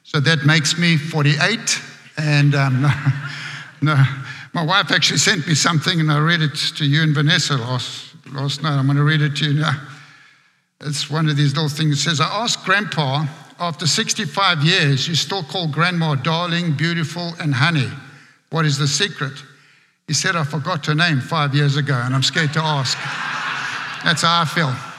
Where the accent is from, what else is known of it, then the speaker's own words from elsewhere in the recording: Johannesburg, Gauteng, South Africa; accent: South African; moved away as an adult; now in United States; I grew up in a very poor area back in Johannesburg.